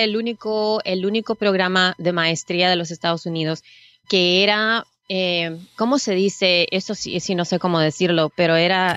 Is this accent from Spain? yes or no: no; San Salvador, El Salvador; now in United States; Yo nací en El Salvador, en San Salvador.